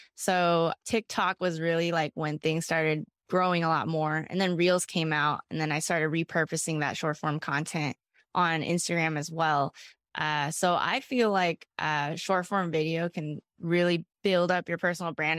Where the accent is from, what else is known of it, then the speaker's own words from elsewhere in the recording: Bay Area, California, United States; I was from the Bay Area